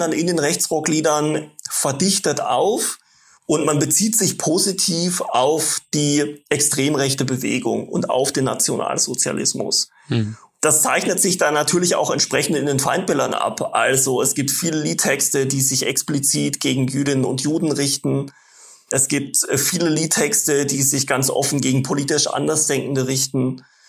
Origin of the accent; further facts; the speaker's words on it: Baden-Württemberg, Germany; Ich bin in einem Dorf groß geworden im Nordosten von Baden-Württemberg